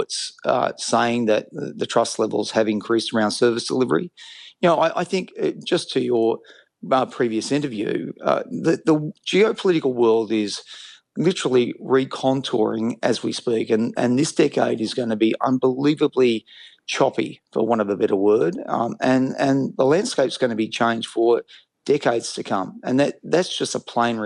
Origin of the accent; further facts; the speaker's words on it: Australia; I'm an Australian.